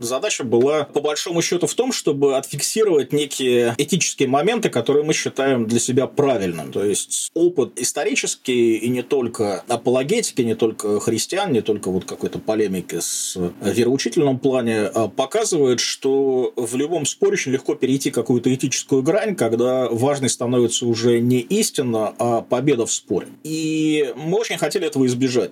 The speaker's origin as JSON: {"language": "Russian", "town": "Vyborg", "region": "Leningrad Oblast", "country": "Russia", "tie": "born or raised there", "also_born_or_lived": "Saint Petersburg", "said": "Выборг, мой родной город"}